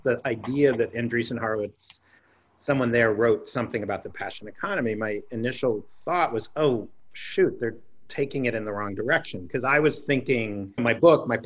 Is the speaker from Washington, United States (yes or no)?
no; New York City, New York, United States; I grew up in Greenwich Village in a building called West Beth